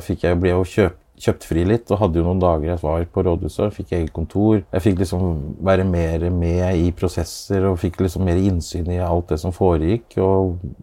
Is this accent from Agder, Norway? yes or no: no; Askim, Østfold, Norway; Askim er jo eh, det stedet jeg vokste opp